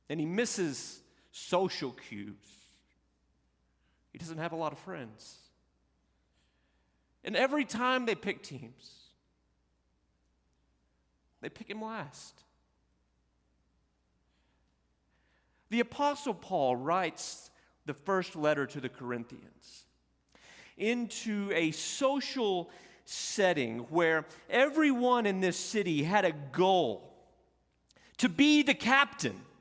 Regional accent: Olton, Texas, United States; also born or lived in Panhandle, Texas; a small town like where I grew up in Olton, Texas, and in Panhandle, Texas

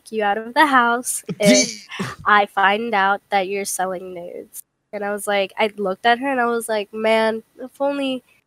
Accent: United States; I was born in America

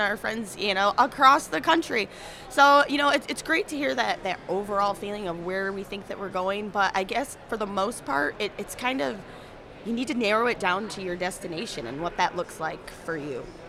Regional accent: South Haven, Michigan, United States; I was practically born and raised in South Haven

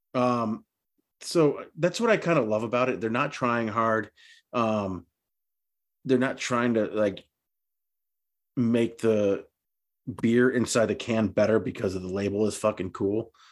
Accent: New England, United States; we're from New England

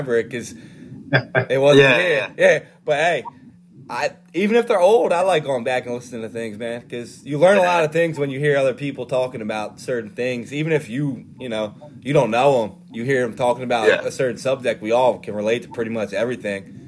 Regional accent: Norristown, Pennsylvania, United States; growing up in Norristown.

